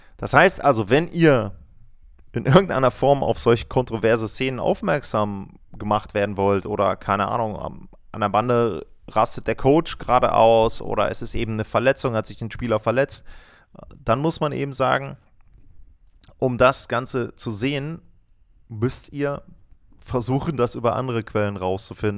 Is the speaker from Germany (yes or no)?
yes; Germany; Bei uns in Deutschland